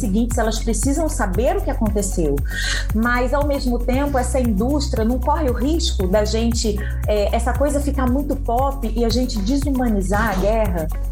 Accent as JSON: {"language": "Portuguese", "region": "Rio de Janeiro", "country": "Brazil", "said": "Universidade Federal do Rio de Janeiro, minha terra"}